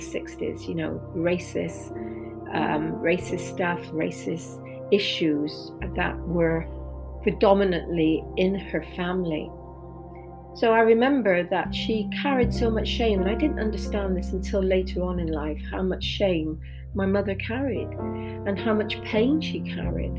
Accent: England, United Kingdom; coming from England

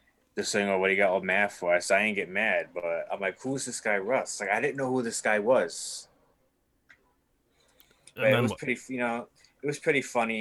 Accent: New York City, New York, United States; accent: New York; moved away; I'm from New York City and they all like my New York accent that I got from my mom from imitating her so many years.

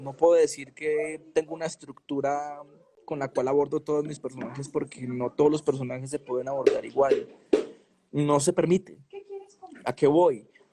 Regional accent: Medellín, Antioquia, Colombia; Yo soy un pelado de Medellín, normal, de barrio, me pegaron un tiro a los 15 años

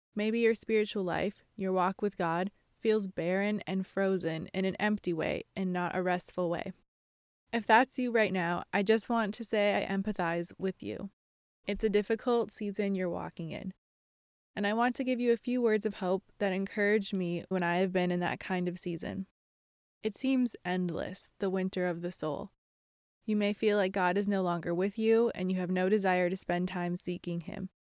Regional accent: Minnesota, United States; moved away as an adult; also born or lived in Ohio / Iowa / Nebraska; I grew up in Minnesota

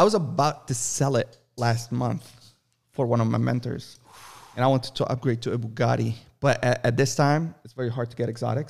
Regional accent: Lebanon; also born or lived in Saudi Arabia; I was born in Saudi Arabia, but I lived all my life in Lebanon on the coast, and I know how to swim.

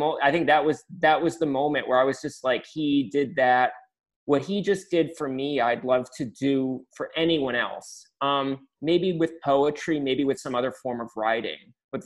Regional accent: Naperville, Illinois, United States; No, Naperville was a evangelical conservative suburb. And I was the product of two middle-class parents.

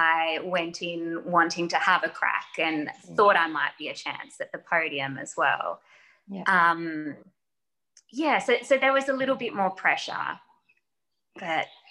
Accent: Geelong, Victoria, Australia; because I'm from Geelong.

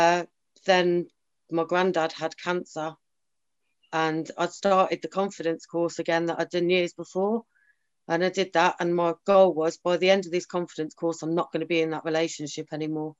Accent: Sutton Coldfield, West Midlands, United Kingdom; I was brought up in Sutton Coldfield with nice mum and dad

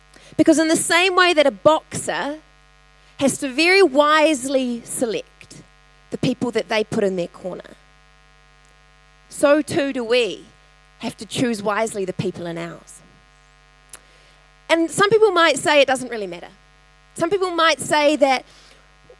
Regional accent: Tauranga, Bay of Plenty, New Zealand; my ancestors hail from Italy in Holland, that I grew up in Tauranga

